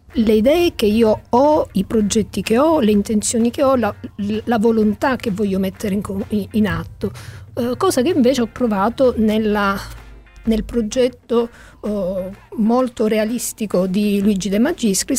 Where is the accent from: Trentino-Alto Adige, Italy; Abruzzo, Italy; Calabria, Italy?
Calabria, Italy; Io da calabrese